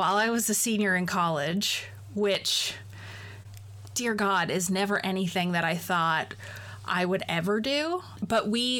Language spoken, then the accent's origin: English; Boston, Massachusetts, United States; moved away as an adult; also born or lived in Connecticut / New York; So I'm from the Boston area originally, went to college in Connecticut